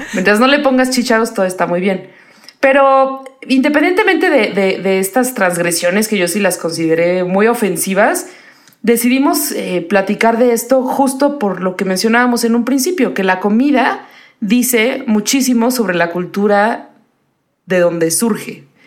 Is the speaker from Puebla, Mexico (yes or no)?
yes; Puebla, Mexico; now in Mexico City, Mexico; yo soy de Puebla